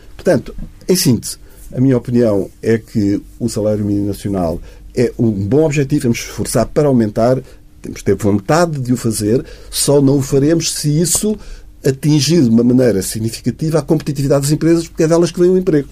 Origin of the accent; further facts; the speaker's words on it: Portugal; somos todos nós, que somos portugueses